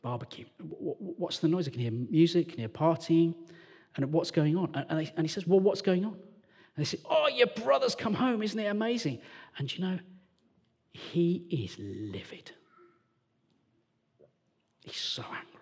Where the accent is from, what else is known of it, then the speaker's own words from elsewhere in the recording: Walsall, West Midlands, United Kingdom; also born or lived in London; now in Sheffield, United Kingdom; I'm from Warsaw in the West Midlands.